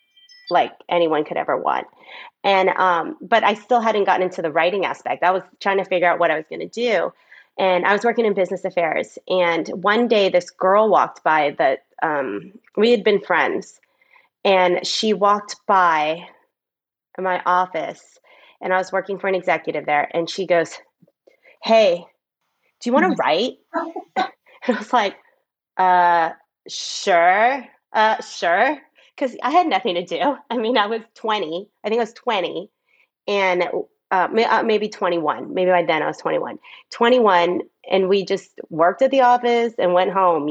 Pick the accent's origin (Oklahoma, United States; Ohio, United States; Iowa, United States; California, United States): California, United States; Southern; I grew up in Southern California.